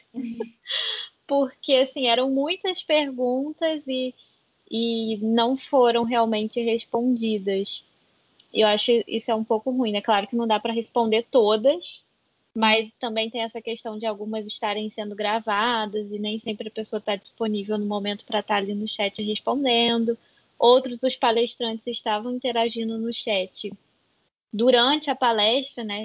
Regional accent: Rio de Janeiro, Brazil; eu sou do Rio de Janeiro, do interior

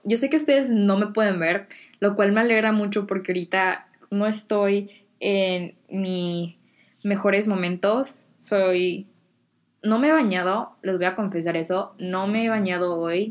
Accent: Mexico; now in United States; allá en México tengo mucha gente y muchos amigos

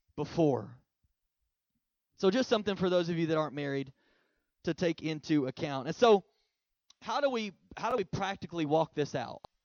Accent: Oklahoma, United States; now in Texas, United States; I'm originally from Oklahoma, so I'm an OU fan.

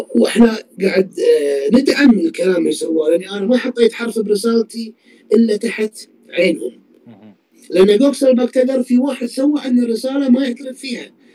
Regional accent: Kuwait; انا كويتي

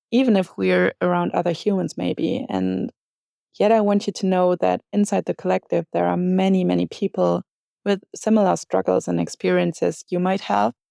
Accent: Solingen, North Rhine-Westphalia, Germany; I'm 28 years old and I'm from Solingen, Germany.

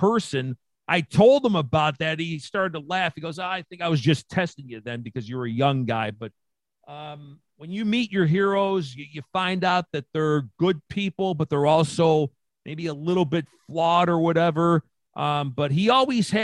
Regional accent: Niagara Falls, New York, United States; I grew up on Independence Avenue in the Falls

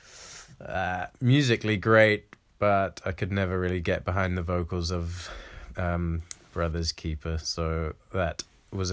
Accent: New Zealand; my hometown in New Zealand.

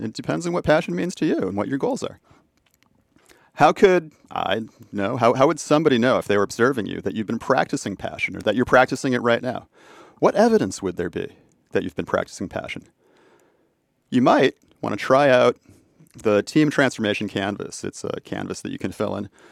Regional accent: Boston, Massachusetts, United States; my hometown in Boston

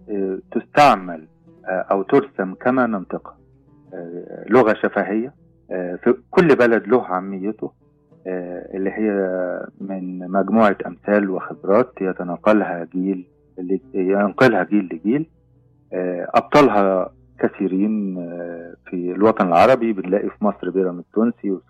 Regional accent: Kuwait; احنا طلع عندنا في الكويت هبة على لفظ معين

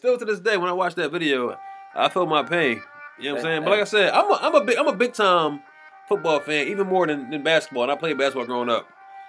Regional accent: Philadelphia, Pennsylvania, United States; I'm from West Philly.

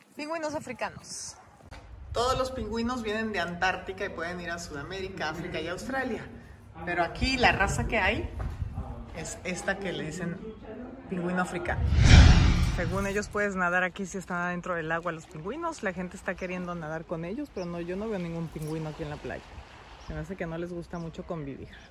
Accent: Mexico; Te venimos a saludar desde México

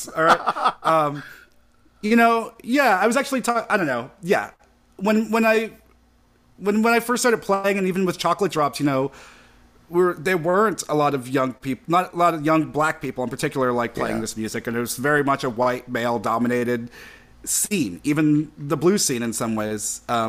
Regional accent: New York City, New York, United States; I grew up in Brooklyn in New York

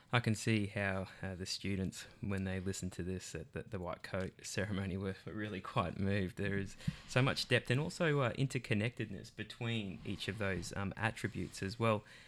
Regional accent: Australia; I'm from Australia.

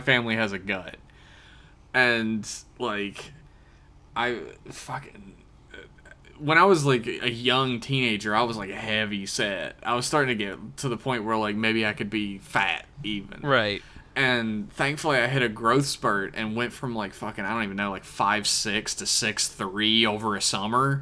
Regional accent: West Virginia, United States; I grew up in West Virginia

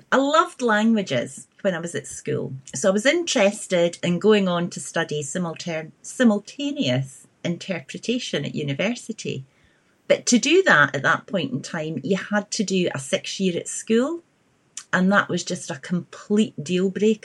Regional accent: Edinburgh, Scotland, United Kingdom; I grew up in Edinburgh.

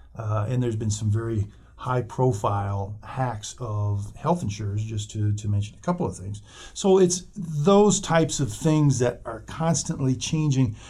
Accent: Wyoming, United States; moved away; I grew up in Wyoming

